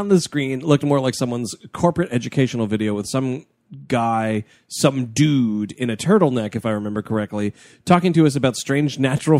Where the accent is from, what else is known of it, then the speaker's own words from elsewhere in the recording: New York City, New York, United States; We're from New York City.